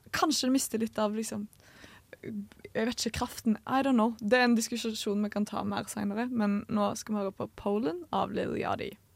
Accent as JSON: {"language": "Norwegian", "town": "Stavanger", "region": "Rogaland", "country": "Norway", "moved": "yes", "said": "guttegjengen min hjemme i Stavanger"}